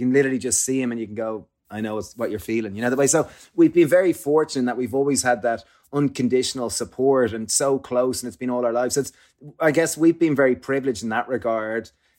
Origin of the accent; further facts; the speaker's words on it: Ireland; because growing up in Ireland, alcohol, and similarly probably in the UK, alcohol is like the social lubricant.